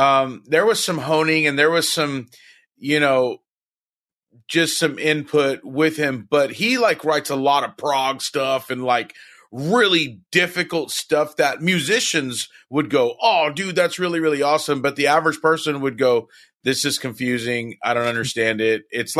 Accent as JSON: {"language": "English", "town": "Victoria", "region": "British Columbia", "country": "Canada", "tie": "born or raised there", "said": "Weston's from my hometown of Victoria, like I said."}